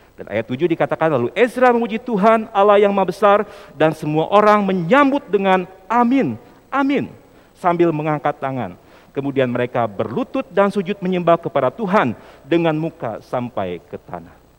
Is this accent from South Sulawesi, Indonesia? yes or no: no; Sumedang, West Java, Indonesia; saya kebetulan lahir di Sumedang ya, dan, eh, aktif juga di G K P Sumedang